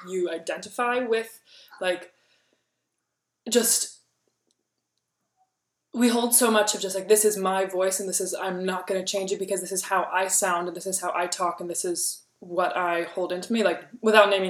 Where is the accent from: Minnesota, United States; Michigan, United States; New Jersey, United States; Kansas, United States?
Kansas, United States; I grew up in Kansas and I've lived in Kansas my yeah. whole life